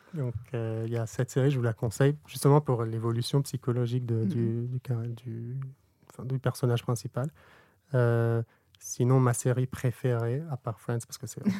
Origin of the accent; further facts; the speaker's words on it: Burkina Faso; moved away; also born or lived in Lebanon; J'ai grandi au Burkina Faso en Afrique